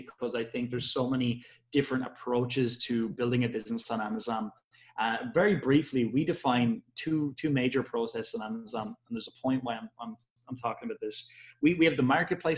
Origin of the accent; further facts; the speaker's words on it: Ireland; I am from Ireland